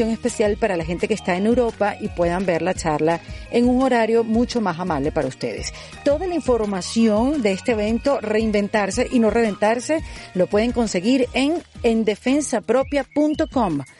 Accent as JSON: {"language": "Spanish", "country": "Venezuela"}